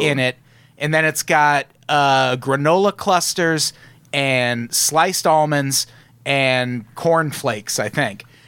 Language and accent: English; Peoria, Illinois, United States; I grew up in Peoria